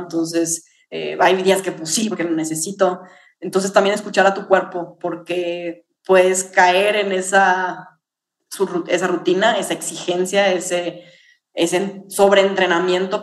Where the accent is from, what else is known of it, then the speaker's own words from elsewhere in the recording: Mexico; como mexicanos